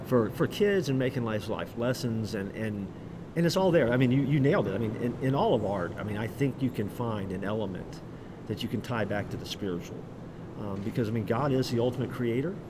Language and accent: English; Orlando, Florida, United States; I grew up in Orlando